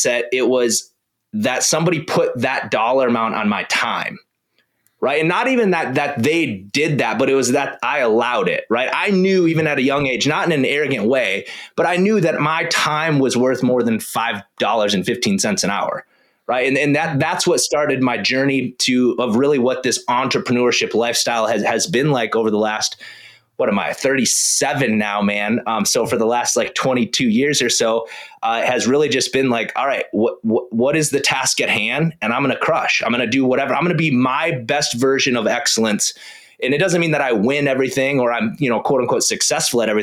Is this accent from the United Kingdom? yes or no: no; South Dakota, United States; I grew up in South Dakota.